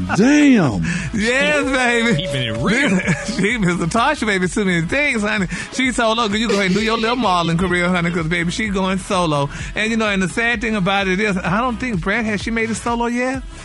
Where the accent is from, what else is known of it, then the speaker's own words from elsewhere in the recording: Port Arthur, Texas, United States; I'm from Port Arthur